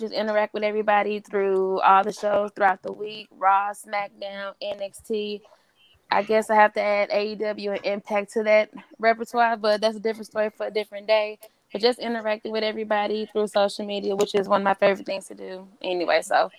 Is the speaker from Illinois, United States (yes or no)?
yes; East St. Louis, Illinois, United States; No, I don't live in St. Louis. I'm from East St. Louis.